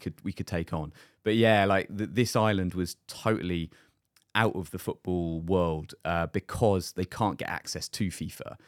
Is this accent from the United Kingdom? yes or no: yes; United Kingdom; moved away; being the British guy